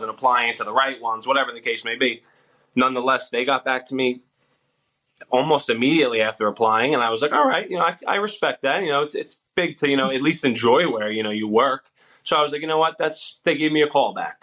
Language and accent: English; Long Island, New York, United States; moved away as an adult; now in Florida, United States; I'm from Long Island, New York, and that's where I went to school. I went to college